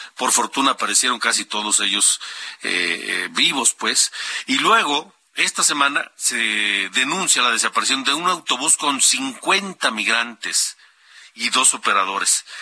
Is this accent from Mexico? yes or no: no; Honduras; moved away